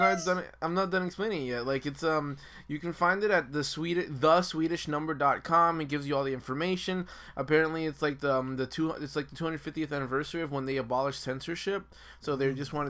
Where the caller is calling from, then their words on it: Florida, United States; we're calling from Florida right now.